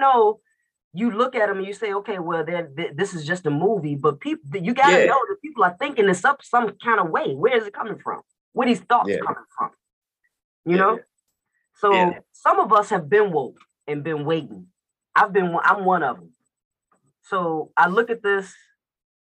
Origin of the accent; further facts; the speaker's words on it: Chicago, Illinois, United States; also born or lived in Atlanta, Georgia; I'm in Chicago, and I'm from Chicago, Illinois, but I used to live in Atlanta, Georgia. And I was there for like over 20-something years.